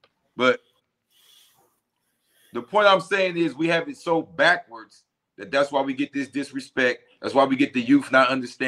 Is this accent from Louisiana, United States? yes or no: yes; Louisiana, United States; the branch I come from is Geechee, and we're from Louisiana.